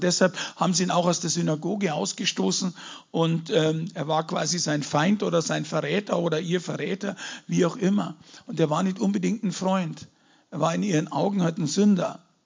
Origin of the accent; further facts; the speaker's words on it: Munich, Bavaria, Germany; ich bin ja kein Deutscher, ich komme aus München, okay, muss man dazu sagen. Ich bin Bayer